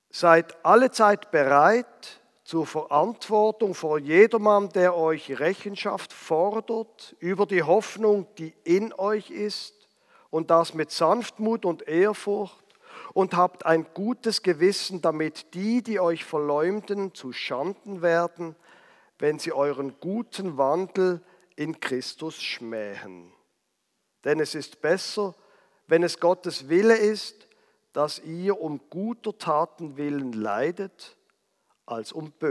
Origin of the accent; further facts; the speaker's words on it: Basel, Basel-Stadt, Switzerland; Die Stadt Basel, dort, wo ich aufgewachsen bin.